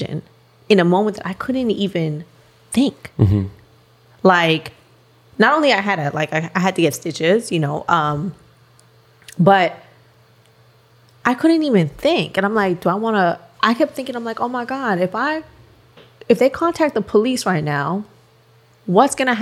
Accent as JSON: {"language": "English", "country": "Canada", "also_born_or_lived": "Miami", "moved": "as an adult", "lives_now": "United States", "said": "I'm Canadian and yes, I'm working in America"}